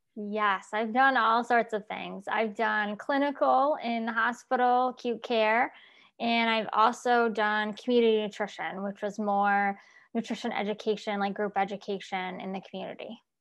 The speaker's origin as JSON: {"language": "English", "area": "Syracuse, Albany area", "region": "upstate New York", "country": "United States", "moved": "yes", "lives_now": "Florida, United States", "said": "I originally from New York, And I now am in Florida."}